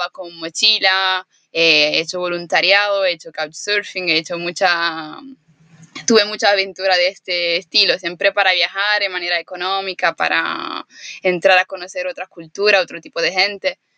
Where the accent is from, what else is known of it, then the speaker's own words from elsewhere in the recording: Italy; Spanish is a second language; moved away as an adult; now in Canary Islands, Spain; soy italiana, vivo aquí en Canarias con Adri por el momento, pronto nos iremos.